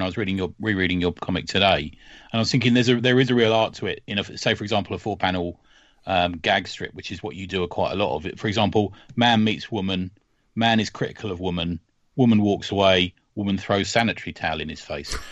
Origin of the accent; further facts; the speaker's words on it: London, United Kingdom; where are you from?" and I said London